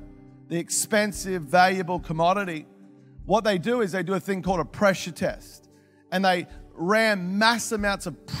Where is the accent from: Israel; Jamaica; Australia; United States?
Australia; Melbourne, Victoria; moved away; I'm originally from Melbourne